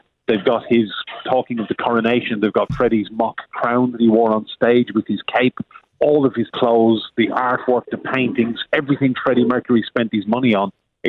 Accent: Ireland; moved away as an adult; now in United Kingdom; the Ireland I grew up in 35 plus years ago

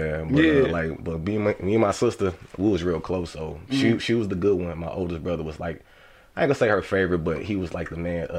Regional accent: Detroit, Michigan, United States; We moved to the east side, 7 Mile. Okay. My mom and my grandma pretty much raised me.

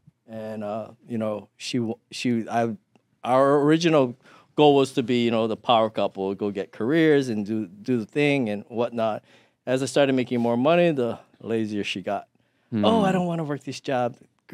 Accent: Thailand; born there; Actually, my family's from Hawaii, but I was born in Thailand because my dad was in the army.

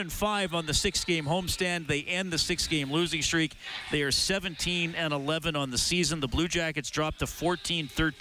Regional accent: Evansburg, Alberta, Canada; growing up in Evansburg

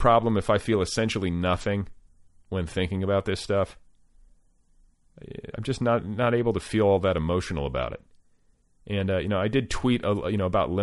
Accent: Midwest, United States; growing up in the Midwest

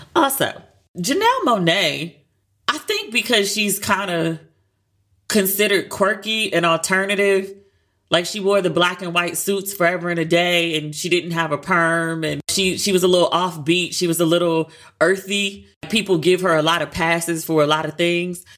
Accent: United States; I'm American

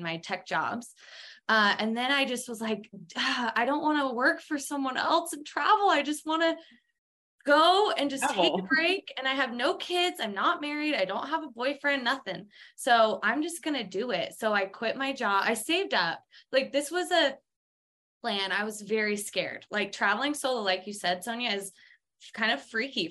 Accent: Twin Falls, Idaho, United States; also born or lived in San Francisco / London; I grew up in Twin Falls where it's a small town.

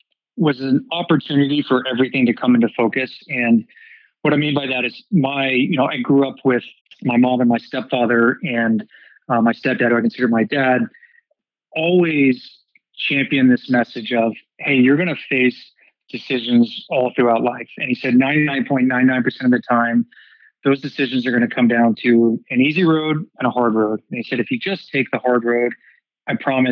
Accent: Dallas, Texas, United States; moved away; I was born and raised in Dallas, Texas

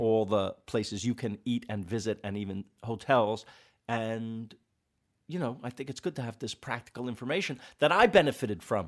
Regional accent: New York City, New York, United States; we're both from Queens

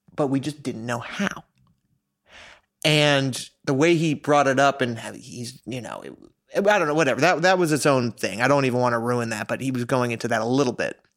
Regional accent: New York, United States; I grew up in New York

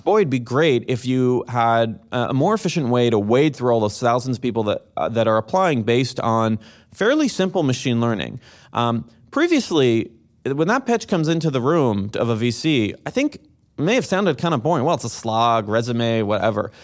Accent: Jerusalem, Jerusalem District, Israel; moved away as an adult; I'm originally from Jerusalem, Israel, born and raised

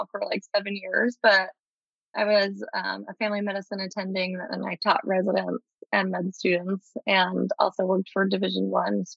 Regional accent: Long Island, New York, United States; moved away as an adult; also born or lived in Virginia; now in Tulsa, United States; I grew up on Long Island

